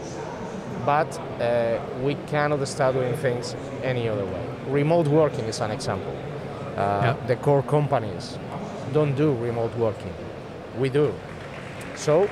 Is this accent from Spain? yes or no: yes; Spain; English is a second language; We are from Spain, so we speak Spanish.